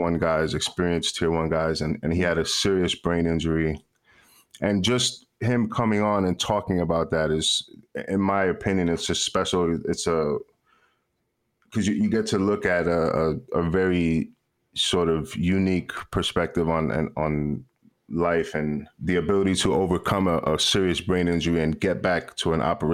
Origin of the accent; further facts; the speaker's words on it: New York City, New York, United States; I'm from New York City, born and raised